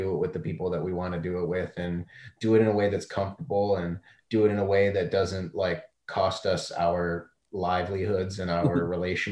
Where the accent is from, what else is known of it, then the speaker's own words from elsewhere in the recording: Canada; I'm from Canada